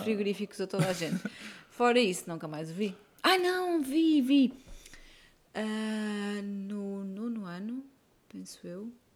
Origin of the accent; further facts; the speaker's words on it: Porto, Norte, Portugal; moved away as an adult; now in Belgium; eu sou do Porto